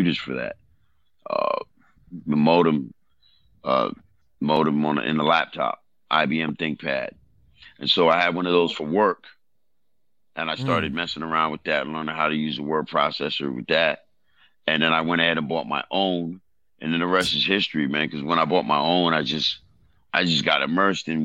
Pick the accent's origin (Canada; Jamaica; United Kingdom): Jamaica; moved away; I was born in Jamaica. I'm from a third world country that's hood, too.